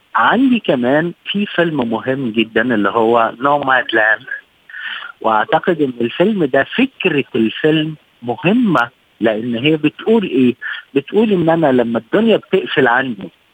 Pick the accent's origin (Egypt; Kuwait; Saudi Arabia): Egypt; عندنا في مصر